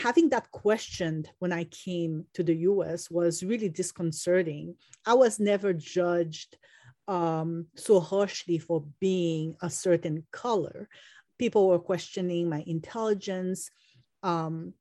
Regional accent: Port-au-Prince, Ouest, Haiti; I come from Port-au-Prince, Haiti

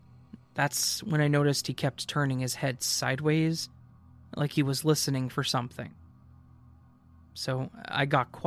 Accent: Minnesota, United States; moved away as an adult; now in Texas, United States; I live in Texas with two roommates that I could do without, so it's nice to have some quiet. I'm from Minnesota, but I moved to Texas for school and was planning to move back once I graduated.

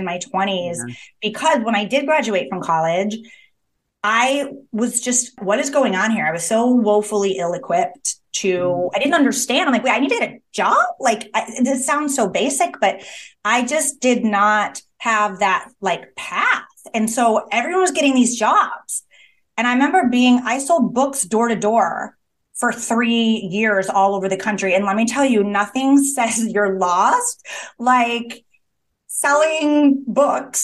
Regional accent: Midwest, United States; I'm from the Midwest

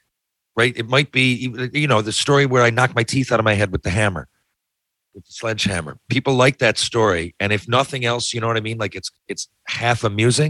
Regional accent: Newfoundland and Labrador, Canada; I'm a proud Newfoundlander

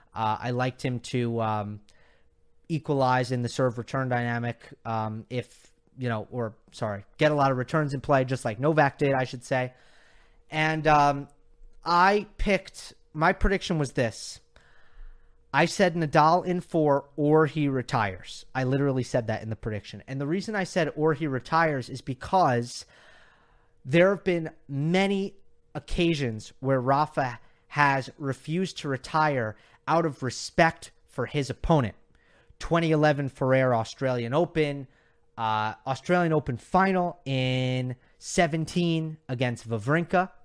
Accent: United States; I'm being biased as an American

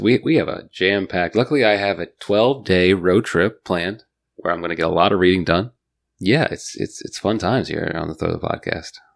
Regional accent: Northern Virginia, United States; also born or lived in Fredericksburg, Virginia; I grew up in Northern Virginia, but like my my grandparents and my parents grew up in Fredericksburg, Stafford area

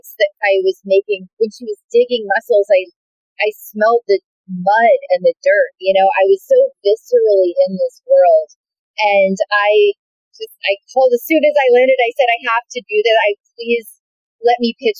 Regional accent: the South, United States; I'm from the South

